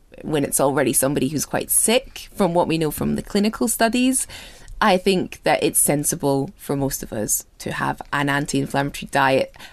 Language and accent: English; Scotland, United Kingdom; I'm Scottish